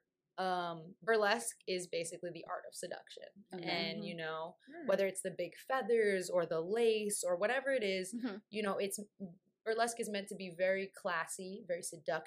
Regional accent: New York, United States; I'm from New York

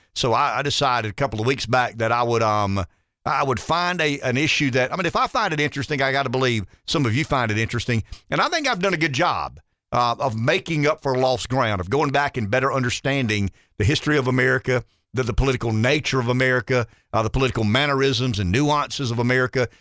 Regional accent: the South, United States; I'm a Southerner

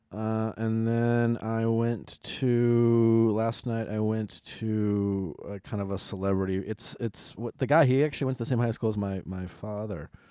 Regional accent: Milwaukee, Wisconsin, United States; I grew up in Milwaukee

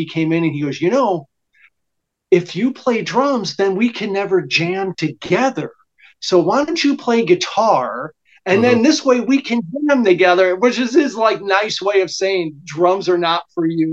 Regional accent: Chicago, Illinois, United States; moved away as an adult; also born or lived in Meridian, Mississippi; I was born and raised in Chicago.

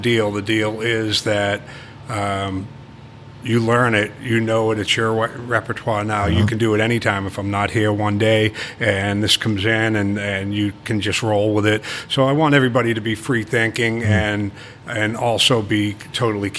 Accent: Boston, Massachusetts, United States; accent: Boston; moved away as an adult; now in Key West, United States; I grew up in Boston.

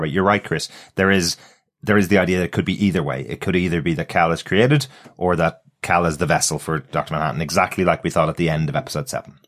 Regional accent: Ireland; I'm Irish

